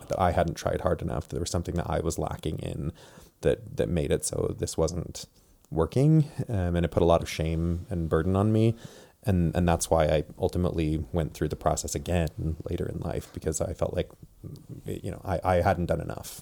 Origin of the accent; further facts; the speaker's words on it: Provo, Utah, United States; also born or lived in Tacoma, Washington / Indiana / Washington; I'm from Provo, Utah, born and raised. Um, grew up here